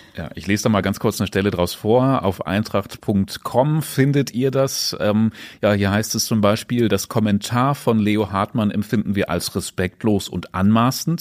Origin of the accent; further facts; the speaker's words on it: Braunschweig, Lower Saxony, Germany; bei uns in Braunschweig